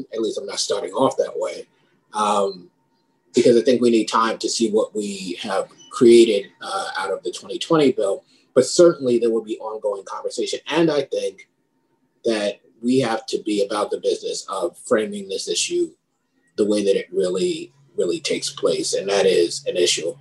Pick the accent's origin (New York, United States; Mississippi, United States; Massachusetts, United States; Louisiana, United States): New York, United States; New York City; now in Connecticut, United States; when I was a kid, I grew up in the Bronx